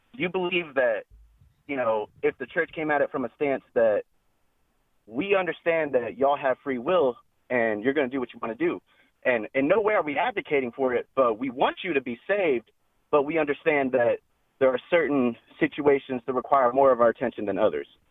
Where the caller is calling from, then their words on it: West Texas, United States; I'm calling from North, uh, West Texas.